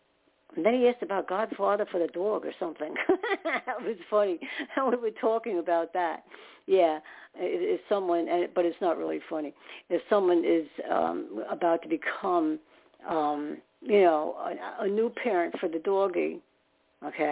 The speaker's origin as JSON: {"language": "English", "town": "New York City", "region": "New York", "country": "United States", "said": "I was more in Staten Island"}